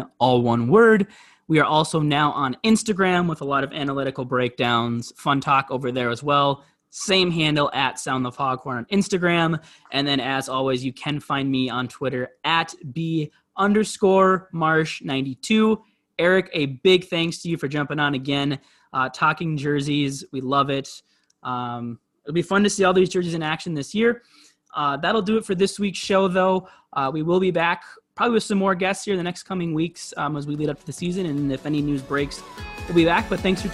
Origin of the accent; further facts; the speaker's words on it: Minnesota, United States; being a Minnesotan